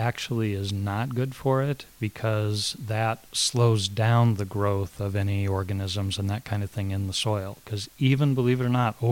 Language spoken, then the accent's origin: English; Northern California, United States; I was raised in California